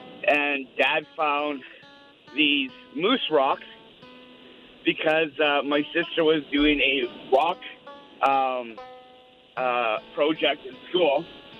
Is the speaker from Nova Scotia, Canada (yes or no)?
no; Creighton, Saskatchewan, Canada; I lived up in northern Saskatchewan, up around Creighton, Flin Flon area.